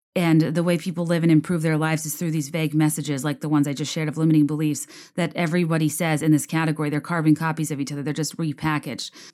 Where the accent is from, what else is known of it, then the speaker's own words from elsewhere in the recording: Virginia, United States; moved away as an adult; also born or lived in New York / Richmond, Virginia; I was fresh from Virginia